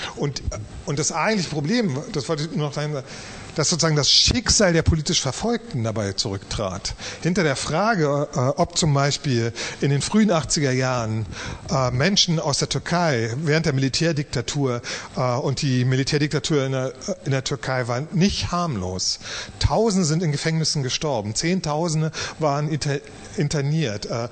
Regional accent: East Germany, Germany; als Ostdeutscher

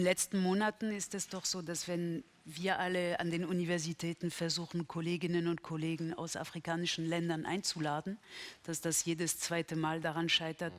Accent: Berlin, Germany; für mich als Berlinerin

